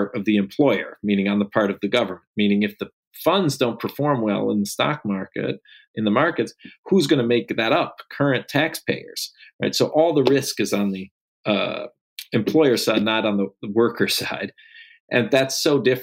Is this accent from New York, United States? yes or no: yes; New York, United States; my home state of New York